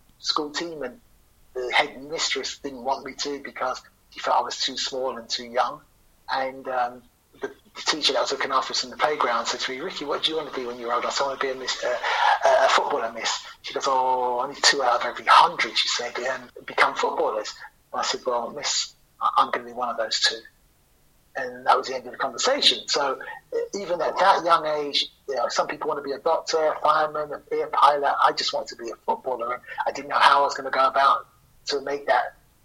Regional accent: London, United Kingdom; I grew up in Brent

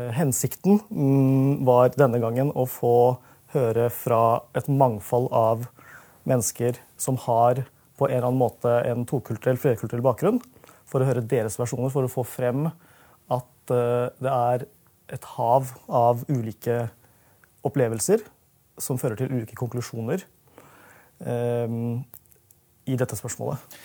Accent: Norway; also born or lived in London; jeg er norsk, og jeg er norsk på min måte

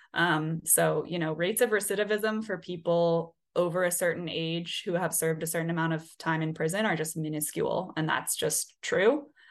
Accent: Oregon, United States; now in New Orleans, United States; I'm from Oregon

